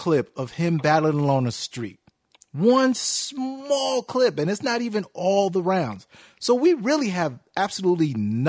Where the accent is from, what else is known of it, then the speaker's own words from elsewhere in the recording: Brooklyn, New York, United States; And I'm from Brooklyn.